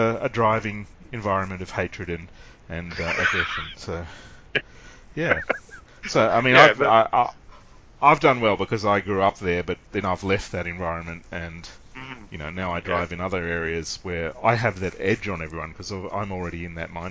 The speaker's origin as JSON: {"language": "English", "town": "Sydney", "region": "New South Wales", "country": "Australia", "tie": "born or raised there", "said": "I grew up in Sydney"}